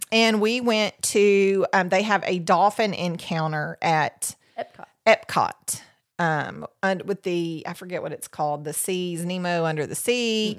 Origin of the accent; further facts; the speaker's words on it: Tennessee, United States; We're from Tennessee.